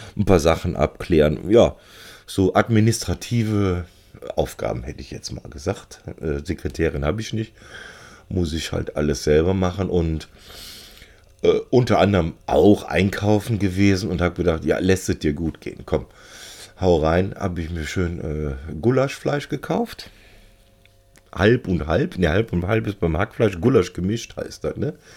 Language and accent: German; Cologne, North Rhine-Westphalia, Germany; also born or lived in Bielstein; als Kölner